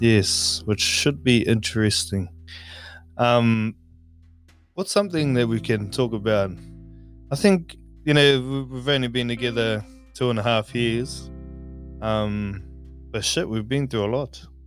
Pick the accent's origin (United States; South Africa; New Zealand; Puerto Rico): New Zealand; moved away as an adult; also born or lived in Kauri / Makatu; now in Australia; I'm from New Zealand, from Kauri, um, but I was brought up in Makatu as well. So technically, I don't know where I'm from